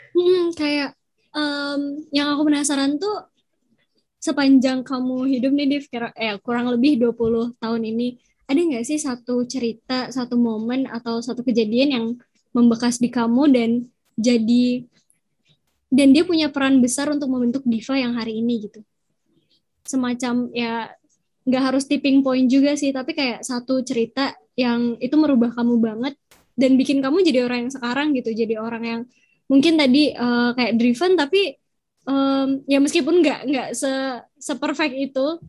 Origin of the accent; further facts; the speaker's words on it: Surakarta, Central Java, Indonesia; aku dari Solo